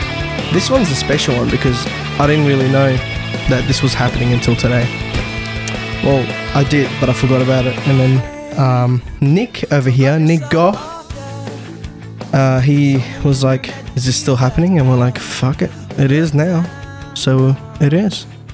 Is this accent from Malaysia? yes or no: yes; Malaysia; you spend the rest of your life saying, I'm Malaysian, I'm Chinese, I'm Iraqi, yeah, in my